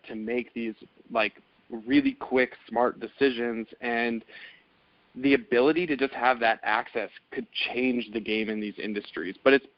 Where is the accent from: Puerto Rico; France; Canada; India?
Canada; moved away as an adult; now in United States; I'm originally from Canada